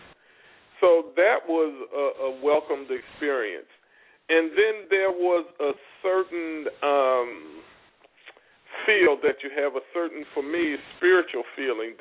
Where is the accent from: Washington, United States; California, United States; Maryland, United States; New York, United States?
Maryland, United States; Baltimore; I'm originally from Baltimore, Maryland